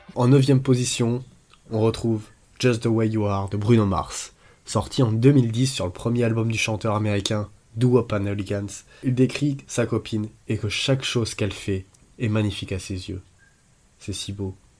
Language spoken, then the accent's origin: French; France; en tant que Français